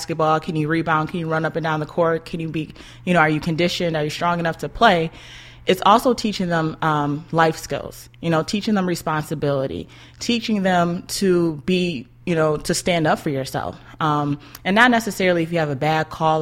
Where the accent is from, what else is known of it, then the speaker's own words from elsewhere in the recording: Buffalo, New York, United States; born and raised in Buffalo.